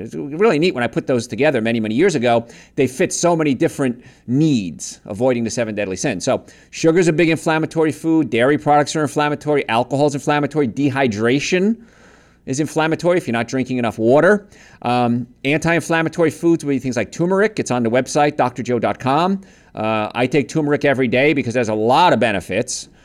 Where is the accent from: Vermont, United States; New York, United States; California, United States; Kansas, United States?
New York, United States; accent: New York; I'm from New York